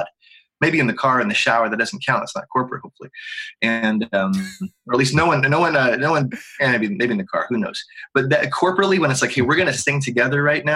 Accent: Pittsburgh, Pennsylvania, United States; moved away as an adult; also born or lived in Atlanta, Georgia; I grew up in Pittsburgh

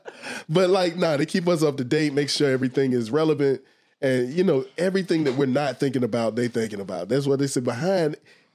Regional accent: Atlanta, Georgia, United States; we're from Atlanta. Yeah. We from here. We from around these parts. We was raised here.

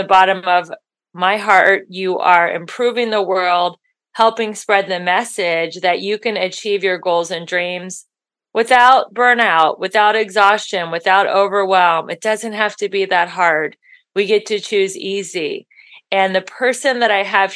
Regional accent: Midwest, United States; I'm from the Midwest

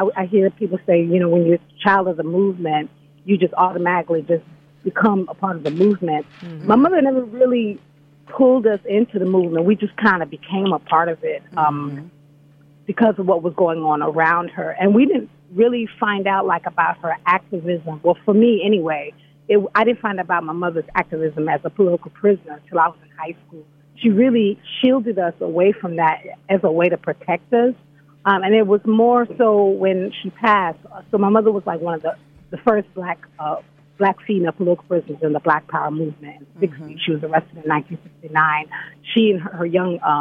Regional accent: Gambia; also born or lived in United States; growing up in the Gambia

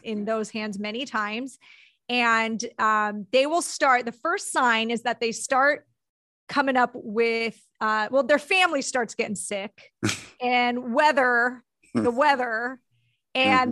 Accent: Southern California, United States; born or raised there

